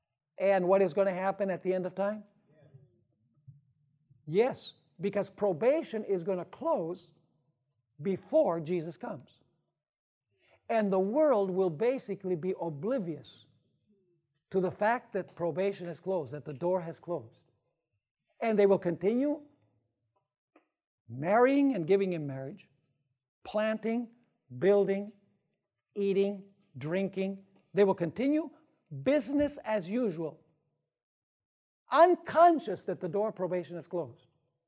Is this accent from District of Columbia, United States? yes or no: no; Wisconsin, United States; Actually, I'm from Wisconsin. It gets very cold.